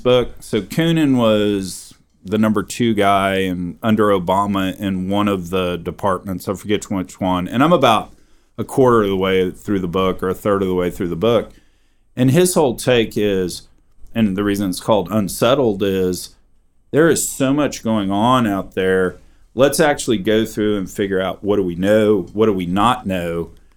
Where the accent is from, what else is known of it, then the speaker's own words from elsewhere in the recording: Texas, United States; I'm a Texan